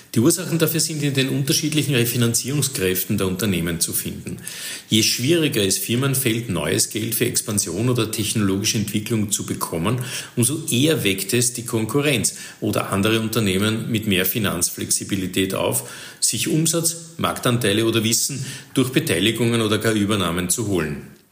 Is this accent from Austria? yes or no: yes; Austria; bei uns in Österreich